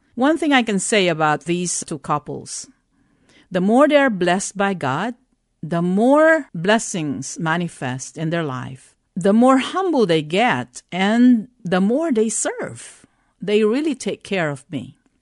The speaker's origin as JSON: {"language": "English", "country": "Philippines", "tie": "born or raised there", "also_born_or_lived": "Texas, United States", "moved": "yes", "lives_now": "San Antonio, United States"}